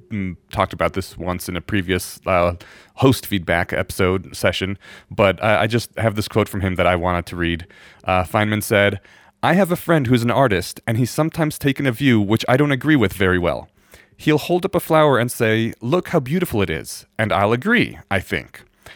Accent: Poland; born there; And in my defense, I'm Eastern European. I was born in Poland and my parents taught me how to read Polish and they still look Russian.

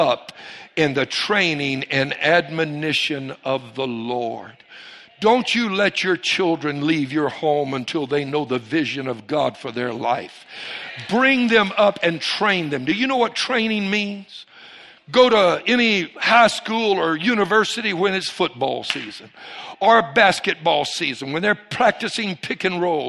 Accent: Cajun, Louisiana, United States; I'm a Cajun

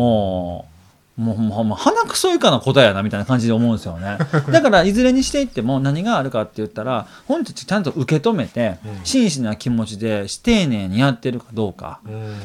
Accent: Kansai, Japan; 俺は関西人で

